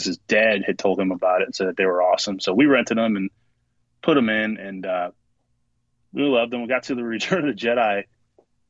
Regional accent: St. Louis, Missouri, United States; I am from St. Louis, Missouri

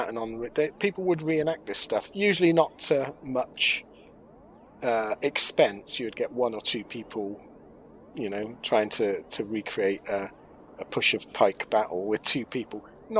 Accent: Oxford, South East England, United Kingdom; growing up in Oxford

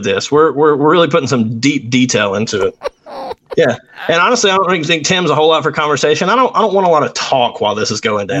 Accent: Pennsylvania, United States; born there; I was born in Pennsylvania in 1979.

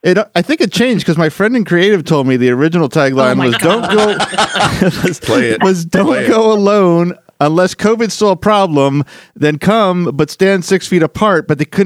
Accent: Philadelphia, Pennsylvania, United States; I'm originally from Philadelphia.

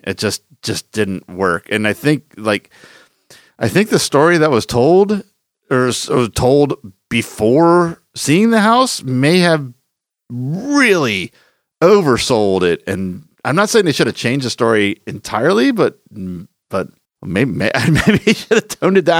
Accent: Philadelphia, Pennsylvania, United States; the haunted attraction I grew up close to in Philadelphia was the Estate Penitentiary

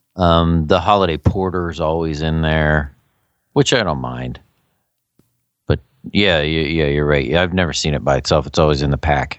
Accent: Philadelphia, Pennsylvania, United States; we're from the Philadelphia area

